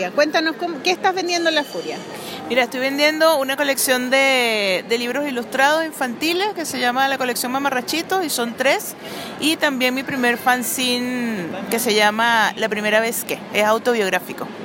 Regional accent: Venezuela; now in Chile; Soy venezolana y chilena. ¿Cuántos años llevas en Chile? 14 años.

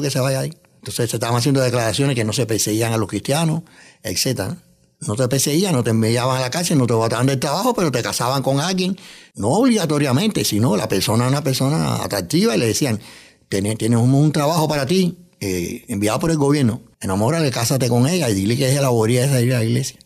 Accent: Cuba; moved away as an adult; also born or lived in New York, United States; now in United States; He trabajado en varios órganos de prensa en mi país natal, en Cuba, también aquí en Estados Unidos, en Nueva York.

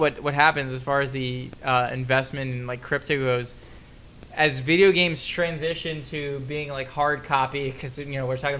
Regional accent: South Florida, United States; growing up in South Florida, I was a massive Miami Hurricanes fan.

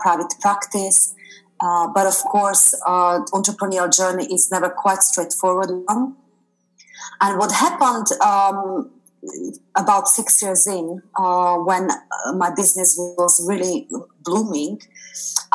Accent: Slovakia; moved away as an adult; now in United Kingdom; Originally, I'm from Slovakia

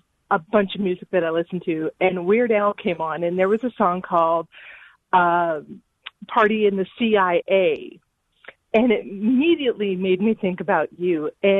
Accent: United States; Well, I'm an American. I'm always thankful.

